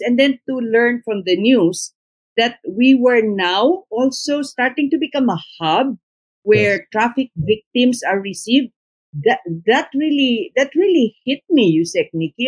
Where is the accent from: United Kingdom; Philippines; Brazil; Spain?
Philippines; as a Filipino